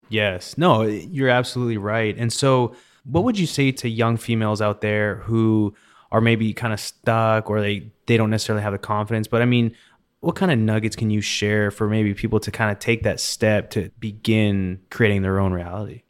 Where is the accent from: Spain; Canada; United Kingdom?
Canada; also born or lived in Pittsburgh / Denver; now in Katy, United States; growing up in Canada